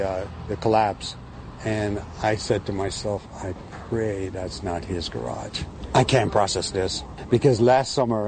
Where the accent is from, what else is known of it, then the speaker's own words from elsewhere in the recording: Jamaica; now in New York City, United States; we're both from Jamaica.